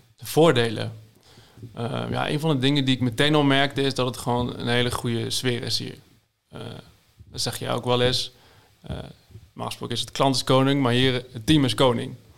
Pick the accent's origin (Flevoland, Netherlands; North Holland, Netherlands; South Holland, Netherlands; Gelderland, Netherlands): Gelderland, Netherlands; Zevenaar; uit Zevenaar dan, waar ik vandaan kom